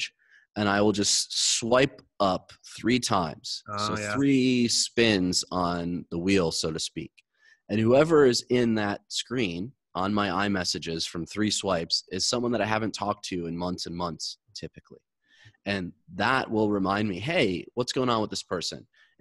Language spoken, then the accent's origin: English; Michigan, United States; now in Los Angeles, United States; I grew up in Michigan. I live in LA now.